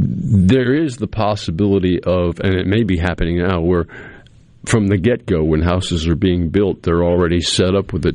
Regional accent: New England, United States; moved away; I grew up in New England

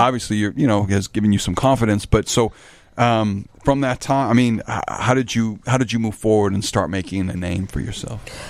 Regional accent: Chicago, Illinois, United States; as a Chicagoan

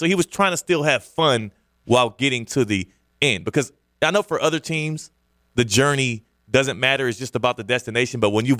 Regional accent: Texas, United States; And I'm from Texas.

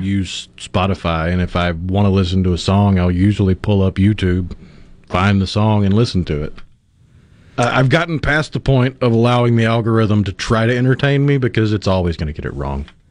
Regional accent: Tupelo, Mississippi, United States; I remember growing up in Tupelo

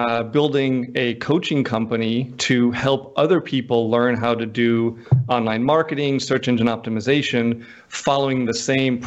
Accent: North Dakota, United States; also born or lived in Houston / Washington, D.C.; now in coastal Mississippi, United States; I grew up in North Dakota

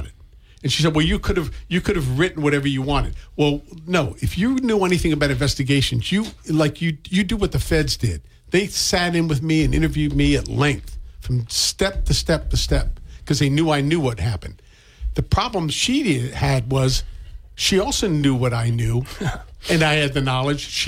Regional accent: Maryland, United States; now in Massachusetts, United States; who's not even from here, I'm from Maryland

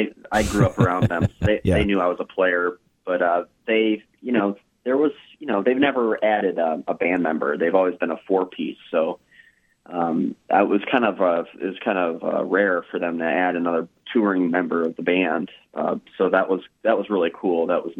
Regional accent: Tampa, Florida, United States; Tampa, Florida.

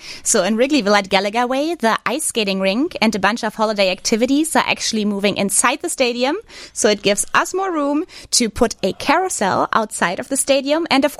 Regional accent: Northern Germany, Germany; accent: thick accent; English is a second language; now in Chicago, United States; So I'm from the north of Germany.

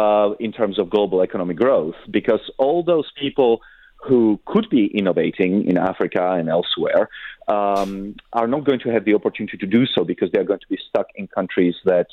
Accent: Czechia; born there; I was born in Czechoslovakia in 1976, so that was 8 years after the Soviet invasion. We were under occupation until the early 90s.

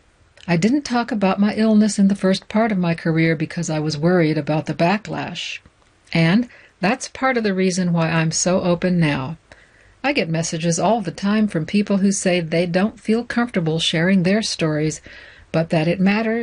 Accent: Salt Lake City, Utah, United States; But before that, while growing up in Salt Lake City in the 1980s and 90s, I looked to Black literature as a lifeline.

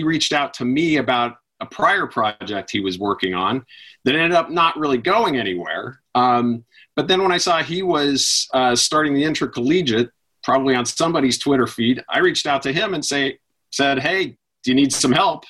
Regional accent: Western Colorado, United States; moved away as an adult; also born or lived in New York; I grew up in Western Colorado

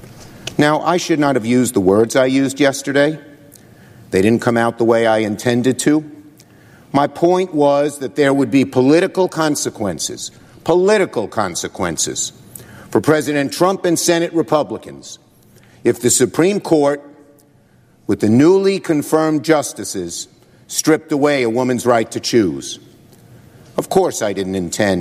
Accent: New York City, New York, United States; I'm from Brooklyn. We speak in strong language.

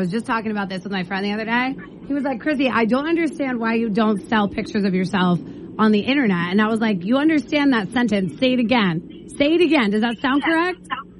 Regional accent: New Jersey, United States; also born or lived in Boston; now in Maine, United States; I am from New Jersey, and then I lived in Boston for a long time. But I have been in Maine for long enough.

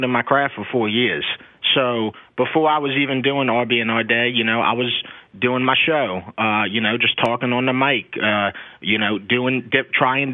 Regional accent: St. Bernard Parish, Louisiana, United States; I'm from St. Bernard Parish.

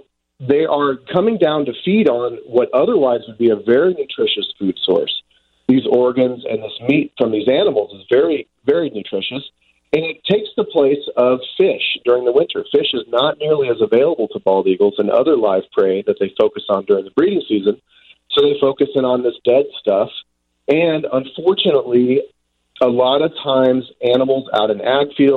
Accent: Decatur, Illinois, United States; also born or lived in Monticello, Illinois; now in Montana, United States; Growing up in central Illinois

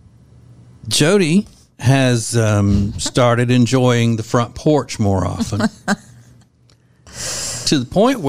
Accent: Louisiana, United States; moved away; we're both from Louisiana, and I grew up hunting and fishing and all

